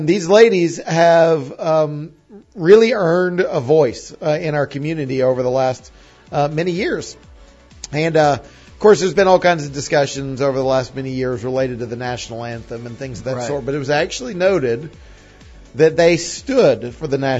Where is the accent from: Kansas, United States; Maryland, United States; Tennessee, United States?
Tennessee, United States; East; also born or lived in Nashville; growing up in East Tennessee